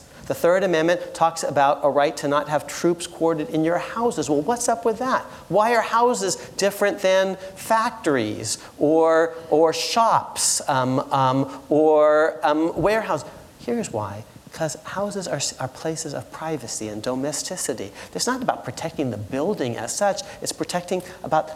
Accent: Connecticut, United States; Connecticut, my home state

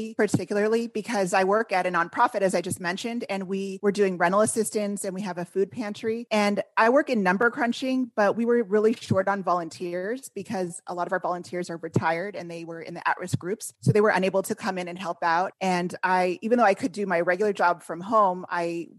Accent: California, United States; also born or lived in Washington, D.C.; I'm from California originally

